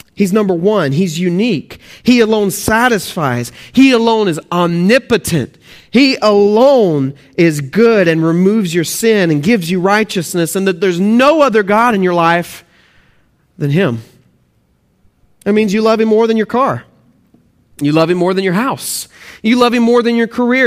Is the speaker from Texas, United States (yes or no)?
yes; Texas, United States; moved away; also born or lived in Oklahoma; if you can hear my accent, I'm actually from Texas and, uh, Oklahoma, Texas, those areas, and so please forgive my accent